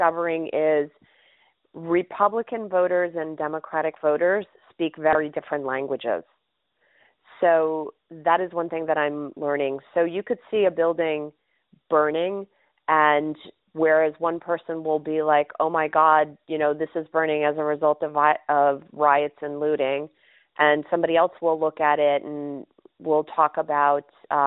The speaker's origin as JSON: {"language": "English", "town": "New York City", "region": "New York", "country": "United States", "tie": "born or raised there", "said": "I grew up in New York City in the 1970s"}